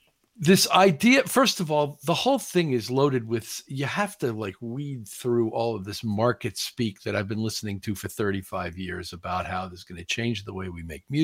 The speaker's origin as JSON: {"language": "English", "region": "Missouri", "country": "United States", "said": "I'm from Missouri, as we say, the show me state."}